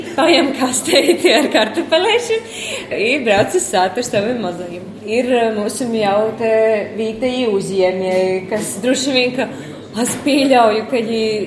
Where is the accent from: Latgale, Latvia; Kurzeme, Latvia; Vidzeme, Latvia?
Latgale, Latvia; accent: Latgalian; Latvian is a second language